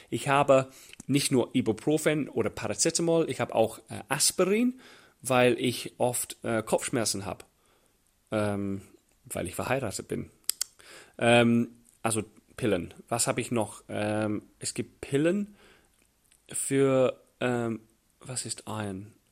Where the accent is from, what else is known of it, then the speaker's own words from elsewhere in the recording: England, United Kingdom; German is a second language; Für mich als, als Engländer war das völlig fremd. Niemals in England wird ein Mann Handcreme dabei haben oder ein Tempo. Männer tun das nicht, wo ich herkomme.